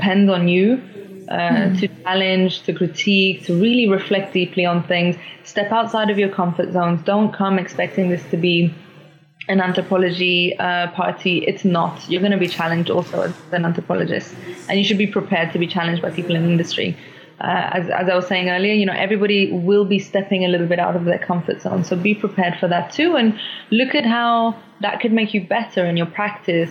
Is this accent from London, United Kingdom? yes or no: yes; London, United Kingdom; now in Oslo, Norway; I grew up in London